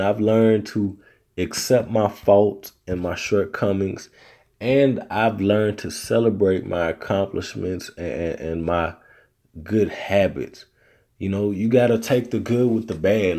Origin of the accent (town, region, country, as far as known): Arkansas, United States; accent: Southern; moved away as an adult; now in Texas, United States